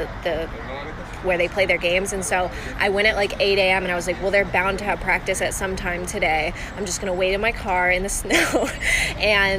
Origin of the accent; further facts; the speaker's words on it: California, United States; I'm from California